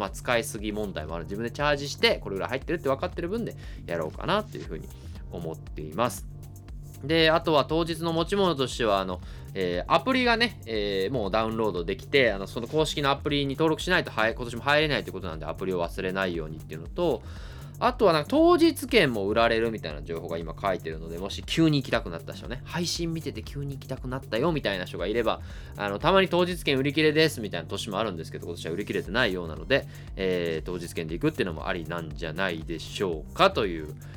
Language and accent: Japanese; Kansai, Japan; accent: Kansai dialect; 僕レイラさんの前ではあんまり関西弁喋らんようにしてる